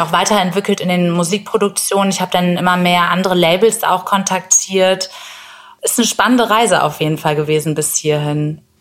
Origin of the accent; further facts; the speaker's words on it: Bremen, Germany; in meiner Heimatstadt Bremen